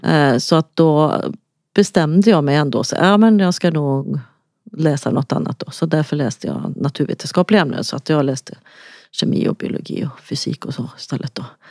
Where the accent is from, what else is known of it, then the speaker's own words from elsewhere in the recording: Lidköping, Västra Götaland, Sweden; accent: Västgötska; jag kommer från Lidköping, så att, eh, det hörs antagligen att jag har någon sorts dialekt